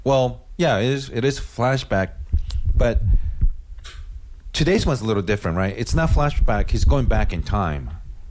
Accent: India; don't listen to my podcast, even though I'm Indian.

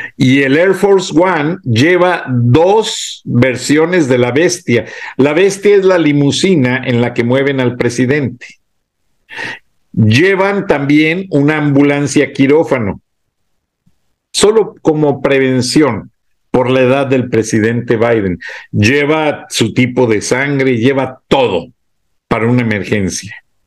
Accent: Mexico; moved away; also born or lived in Atlanta, United States; como mexicano, empleado de la empresa

